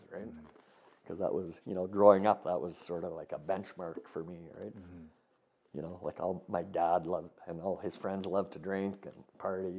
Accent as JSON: {"language": "English", "town": "Edson", "region": "Alberta", "country": "Canada", "tie": "born or raised there", "also_born_or_lived": "Strathmore", "said": "I applied for and got a job up at the golf course back in Edson, my hometown"}